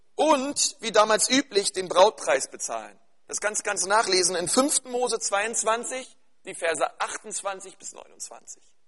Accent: Berlin, Germany; bei uns in Berlin-Spandau

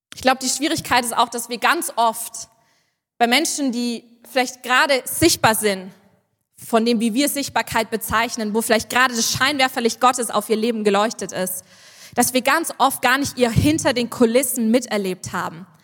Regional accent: Schwabach, Bavaria, Germany; ich bin in der Gemeinde aufgewachsen in Schwabach

